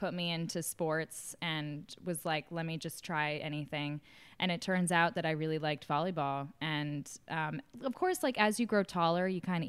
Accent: New York City, New York, United States; born there; Yeah, so I was born in New York City in Manhattan, but my parents didn't want to be there very long

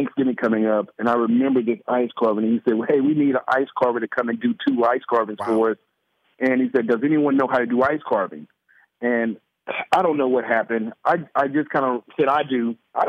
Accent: Columbus, Mississippi, United States; I'm from Mississippi, Columbus. You know, it don't even snow. Doesn't snow.

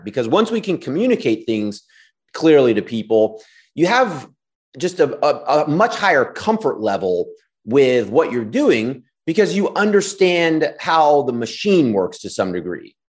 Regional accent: Washington, District of Columbia, United States; I grew up in D C, went to s, school in D C my whole life

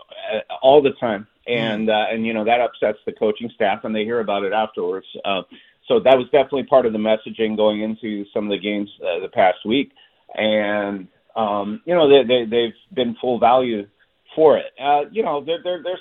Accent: Montreal, Quebec, Canada; now in Seattle, United States; I grew up in Montreal

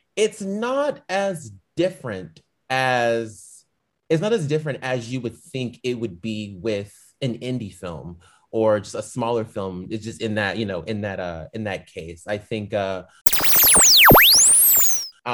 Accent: Dallas, Texas, United States; also born or lived in Fort Lauderdale, Florida / California; now in Atlanta, United States; So I'm originally from Dallas, Texas. I grew up in Dallas, Texas, but I was born in Fort Lauderdale, Florida

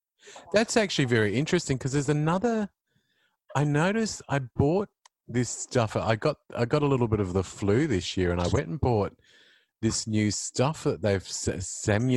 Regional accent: Queensland, Australia; I grew up in Queensland

